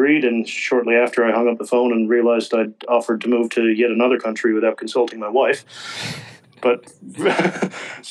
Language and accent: English; Corner Brook, Newfoundland and Labrador, Canada; moved away as an adult; also born or lived in England / Australia / Singapore; now in Christchurch, New Zealand; I'm from a town called Corner Brook, Newfoundland in Canada, and I started my triathlon days there, and my hometown